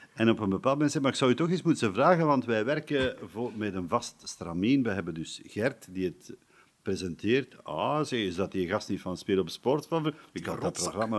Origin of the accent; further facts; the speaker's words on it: Erpe-Mere / Aalst area, Flanders, Belgium; Hier in, hier in de buurt, Hekergem de deelgemeente Hekergen, waar ik vandaan kom